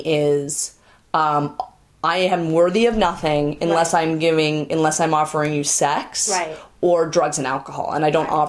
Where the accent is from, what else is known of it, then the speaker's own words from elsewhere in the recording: Newton, Massachusetts, United States; Everybody hated me because I was Jewish. I grew up in Newton, Massachusetts.